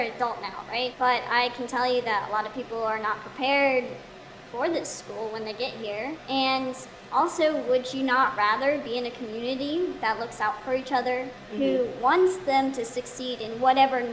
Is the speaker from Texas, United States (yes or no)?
yes; Texas, United States; I'm from Texas